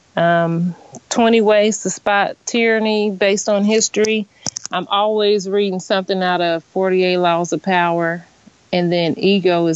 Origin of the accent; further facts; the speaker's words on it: Danville, Illinois, United States; also born or lived in Indianapolis, Indiana; It's an event venue that I opened up in my hometown. The reason that I opened it up in Danville